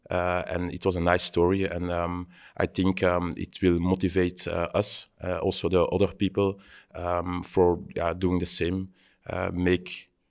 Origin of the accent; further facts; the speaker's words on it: Belgium; also born or lived in Leuven; Um, I'm from Belgium. Um, I'm living in Leuven.